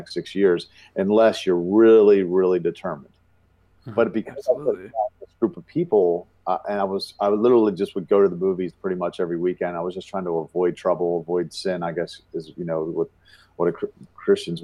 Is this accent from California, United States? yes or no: no; Baltimore, Maryland, United States; I was once the biggest nightclub promoter and male stripper in my hometown of Baltimore, Maryland